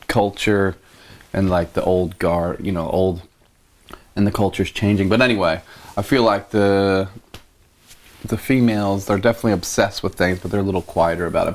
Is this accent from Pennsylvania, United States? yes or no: yes; Philadelphia, Pennsylvania, United States; grew up in the suburbs, just outside of Philly, not like far suburbs